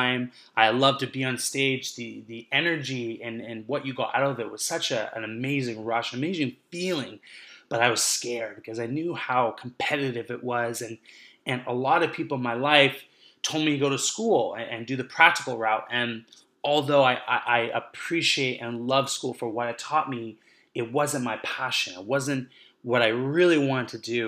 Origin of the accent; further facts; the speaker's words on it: Vancouver, British Columbia, Canada; now in Montreal, Canada; I'm coming to you right now from Montreal, but I grew up in Vancouver.